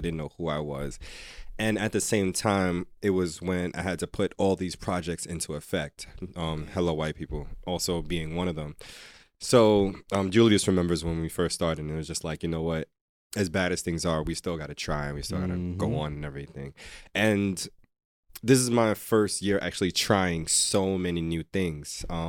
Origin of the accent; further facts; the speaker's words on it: Jamaica; I'm definitely Jamaican.